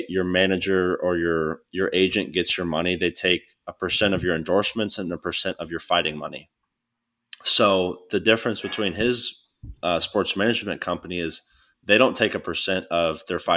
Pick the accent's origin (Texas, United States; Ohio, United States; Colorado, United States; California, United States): Texas, United States; Arlington; I'm from Arlington, Texas